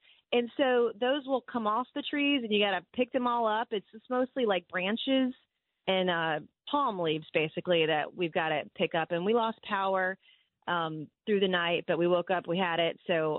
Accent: Goose Creek, South Carolina, United States; That was my hometown. My hometown is Goose Creek.

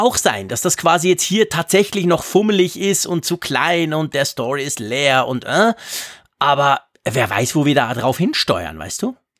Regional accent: Switzerland; accent: Swiss German; für mich als Schweizer

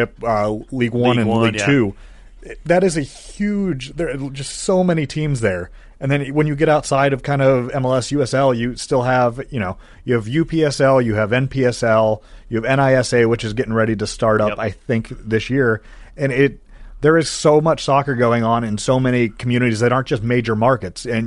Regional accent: Cleveland, Ohio, United States; born or raised there

